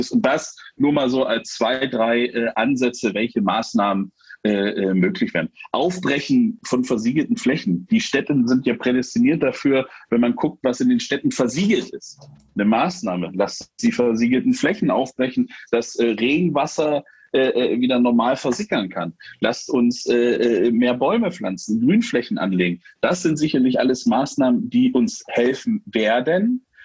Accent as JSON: {"language": "German", "region": "Saxony-Anhalt", "country": "Germany", "tie": "born or raised there", "said": "Ich bin auf dem Land groß geworden, äh, da hatten wir am Rande der Bode, die kennt, äh, ein kleines Flüsschen im Harz."}